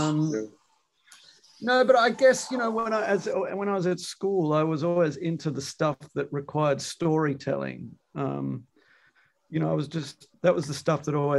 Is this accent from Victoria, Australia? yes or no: yes; Melbourne, Victoria, Australia; moved away as an adult; also born or lived in New York, United States; now in Amsterdam, Netherlands; I'm an Aussie by origin. You know, I'm from Melbourne.